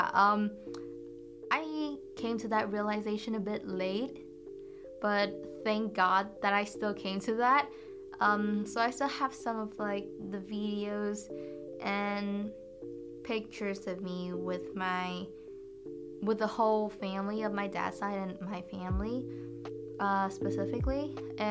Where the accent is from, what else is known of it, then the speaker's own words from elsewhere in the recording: Vietnam; moved away; we call it Tet back in my home country